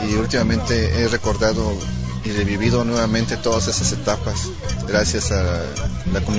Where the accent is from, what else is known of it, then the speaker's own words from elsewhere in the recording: Xalapa, Veracruz, Mexico; Vengo de Jalapa, Veracruz.